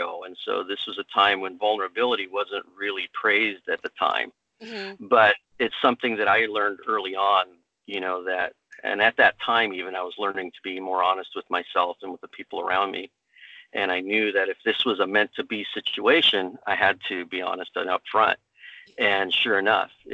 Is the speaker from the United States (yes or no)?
yes; United States; I was born here in the U.S.